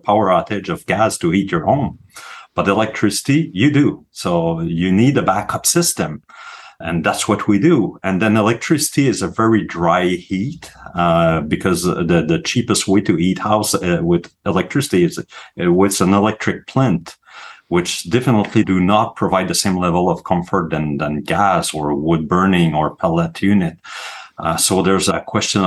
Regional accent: Quebec, Canada; accent: French; English is a second language; my accent in French when I speak in English afterward

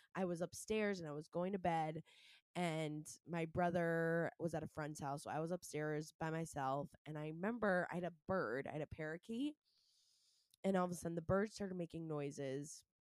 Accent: Scarborough, Maine, United States; moved away; I'm from Maine originally. And I was growing up with myself, my two brothers, mom and dad before they got divorced. Um, in Scarborough, Maine

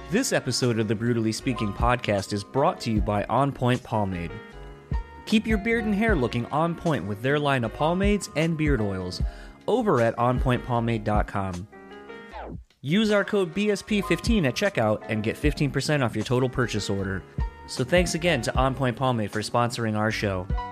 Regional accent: Delaware, United States; now in Grand Rapids, Michigan, United States; I'm originally from Delaware, though, so kind of a nomad, man of no land.

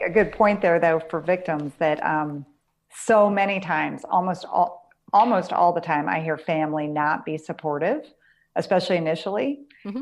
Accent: Pennsylvania, United States; I grew up in Pennsylvania

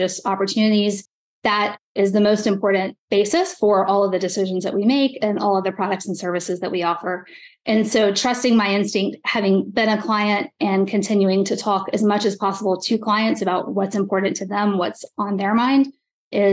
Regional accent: South Georgia, United States; now in Chicago, United States; I grew up in South Georgia

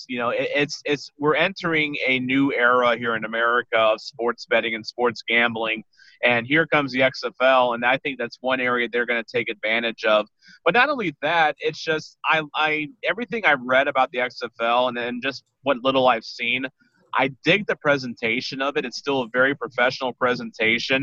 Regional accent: St. Louis, Missouri, United States; as a St. Louisan

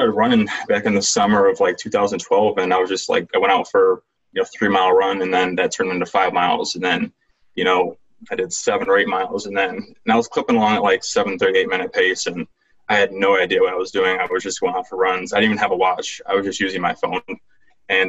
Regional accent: Rochester, New York, United States; I'm from Rochester, New York. It's upstate. It's not from New York City. Everyone thinks that you're from New York, you're from the city, and it's not true. So, been here my whole life.

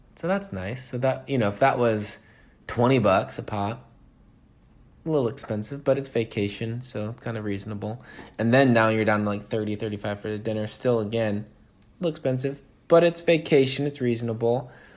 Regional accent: East Coast, United States; this boy growing up on the East Coast

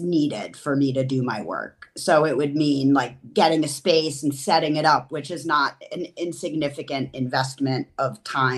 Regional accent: New Haven, Connecticut, United States; also born or lived in Austin, Texas / upstate New York / Western North Carolina; now in Madison, United States; I'm originally from New Haven, Connecticut, but I have lived in a number of places, including I spent a formative part of my youth in Austin, Texas

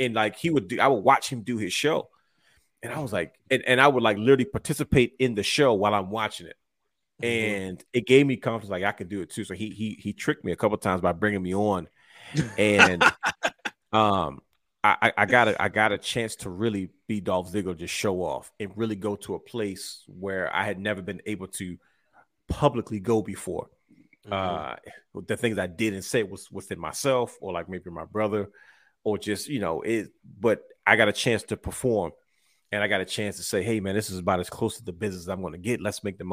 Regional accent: Baltimore, Maryland, United States; We're from Baltimore

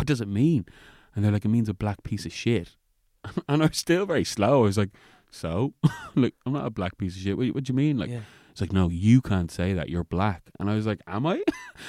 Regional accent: Roundwood, Leinster, Ireland; I mean, growing up in Ireland, I've definitely have experienced it

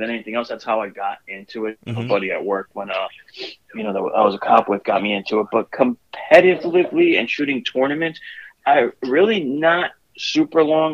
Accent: New Jersey, United States; I'm from New Jersey

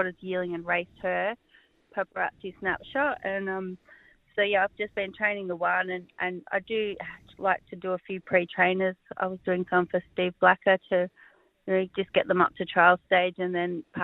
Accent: Cranbourne, Victoria, Australia; moved away as an adult; now in Ararat, Australia; I grew up in Cranbourne, and my family is still there, and I didn't move to Ararat until I come up to work for Karen Manning and Andy Gaff in 2003

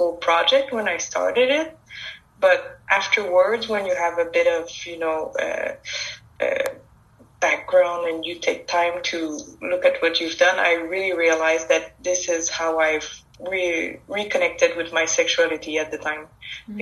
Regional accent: Quebec, Canada; It's a French name. I'm from Quebec in Canada.

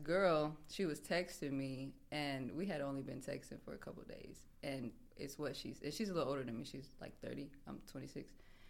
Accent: Yoakum, Texas, United States; moved away as an adult; also born or lived in New Mexico; now in San Antonio, United States; No, I'm from a small town called Yoakum, Texas.

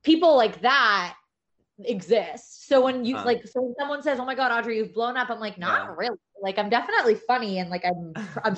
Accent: New York City, New York, United States; moved away as an adult; now in Los Angeles, United States; I'm from New York

